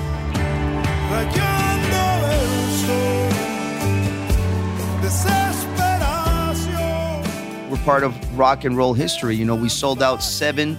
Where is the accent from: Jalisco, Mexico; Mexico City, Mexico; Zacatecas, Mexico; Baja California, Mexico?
Jalisco, Mexico; Guadalajara; We're from Guadalajara.